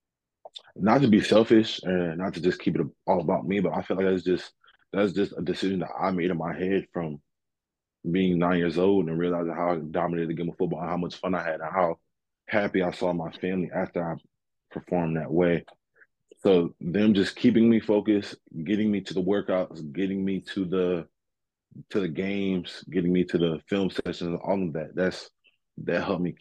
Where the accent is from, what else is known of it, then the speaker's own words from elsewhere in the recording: New Haven, Connecticut, United States; moved away as an adult; now in Alabama, United States; So my roots sit down here in New Haven, Connecticut, up here in New Haven, Connecticut.